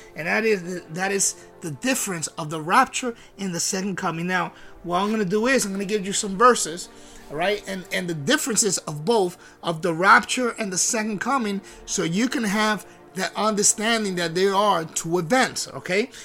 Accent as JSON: {"language": "English", "country": "Puerto Rico", "said": "I'm from Puerto Rico. I'm Puerto Rico"}